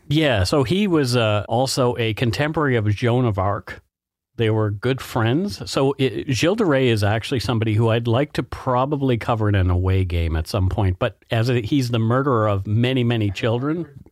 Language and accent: English; Canada; We are ordinary Canadian schmucks